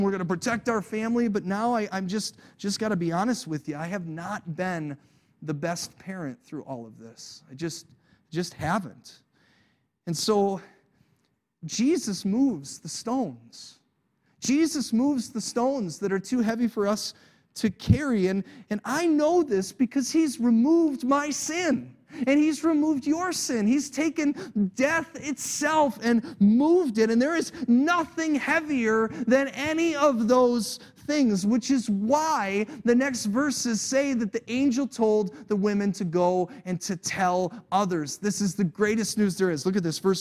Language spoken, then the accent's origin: English; United States; I was born in America